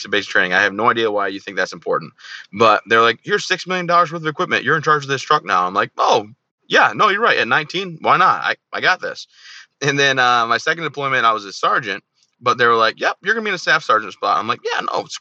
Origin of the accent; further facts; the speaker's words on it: Michigan, United States; I grew up in Michigan where I'm from, hometown, everything like that.